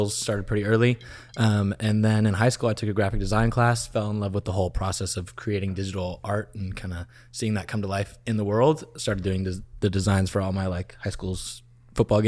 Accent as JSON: {"language": "English", "area": "the Northwest", "region": "Pacific Northwest", "country": "United States", "moved": "yes", "lives_now": "Los Angeles, United States", "said": "Being from the Northwest"}